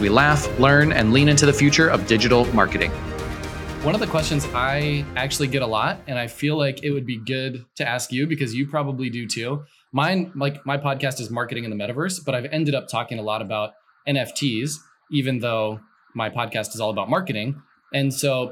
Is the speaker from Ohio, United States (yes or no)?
yes; Mason, Ohio, United States; I grew up in Mason, Ohio. I lived in Mason, Ohio